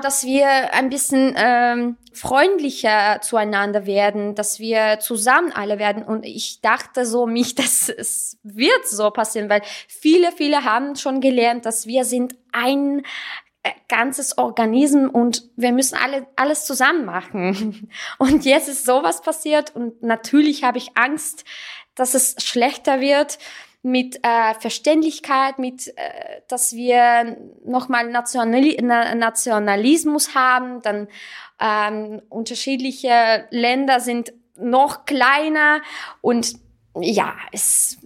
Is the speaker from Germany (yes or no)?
no; Russia; German is a second language; moved away as an adult; now in Salzburg, Austria; ich bin ähm, eigentlich Armenierin, ich bin in Russland aufgewachsen